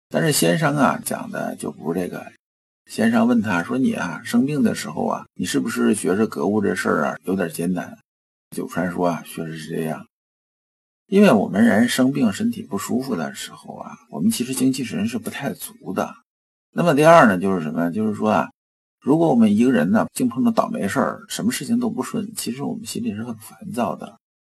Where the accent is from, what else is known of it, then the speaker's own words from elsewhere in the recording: China; 我们中国人